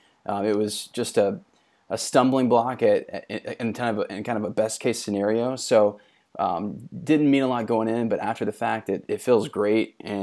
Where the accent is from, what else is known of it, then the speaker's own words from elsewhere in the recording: Greenville, South Carolina, United States; I grew up in Greenville and I'm a, you know, born and bred South Carolina.